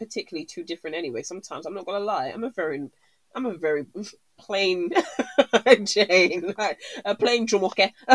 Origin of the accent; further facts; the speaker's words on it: United Kingdom; being Black British in this country